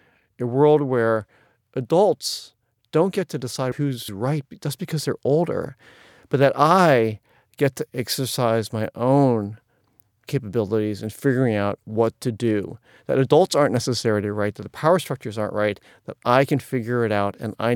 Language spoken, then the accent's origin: English; Atlanta, Georgia, United States; born there; I was born in 1963 in Jim Crow Atlanta at a time when Asian immigration was illegal